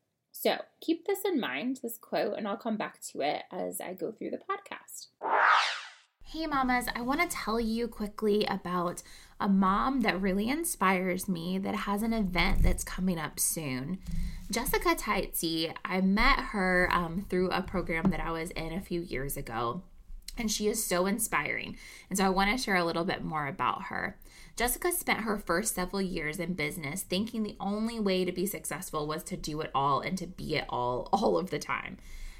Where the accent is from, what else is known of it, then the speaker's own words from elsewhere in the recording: North Carolina, United States; I've lived all over, but my heart always longs for North Carolina. It's where I grew up as a kid, catching lightning bugs on many a humid summer night